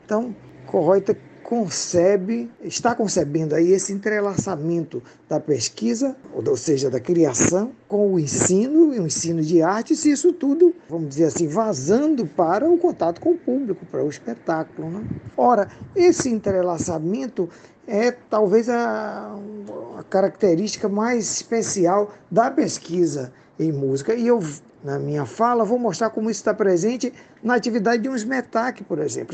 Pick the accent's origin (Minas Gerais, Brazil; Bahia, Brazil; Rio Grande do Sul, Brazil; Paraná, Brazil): Bahia, Brazil; para os que gostam de falar as letras como nós baianos